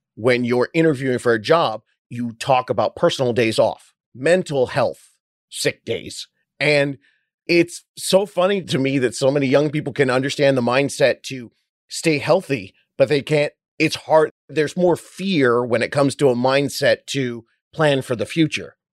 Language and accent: English; Orange County, California, United States; also born or lived in Hollywood, California; When I moved home from Hollywood back down to my beach town in Orange County, California